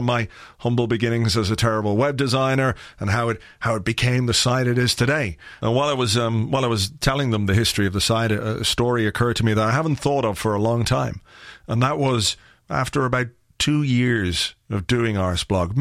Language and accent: English; Ireland; I'm from Ireland